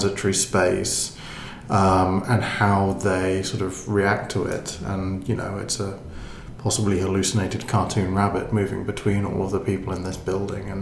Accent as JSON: {"language": "English", "country": "Ireland", "said": "we are Irish"}